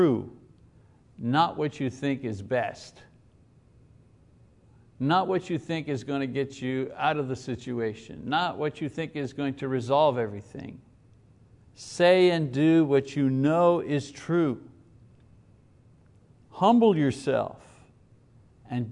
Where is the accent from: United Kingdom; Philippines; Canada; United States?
Canada; Quebec; you were a Catholic and you were growing up in Quebec in the 50s, which I was.